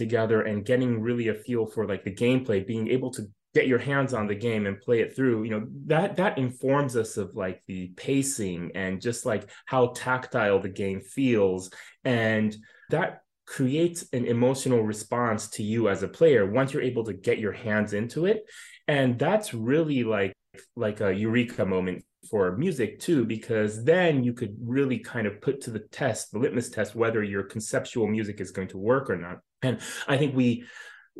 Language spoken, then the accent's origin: English; United States; I grew up here in the United States.